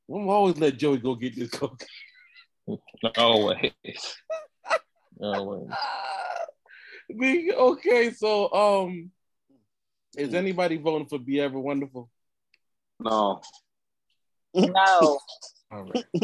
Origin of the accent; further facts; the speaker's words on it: Cleveland, Ohio, United States; I'm from Cleveland, y'all. I'm Cleveland, y'all.